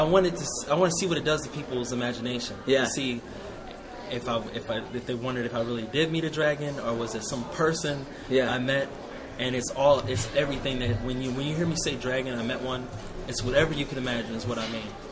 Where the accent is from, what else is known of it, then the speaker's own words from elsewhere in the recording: Ohio, United States; moved away as an adult; now in Las Vegas, United States; my hometown in Ohio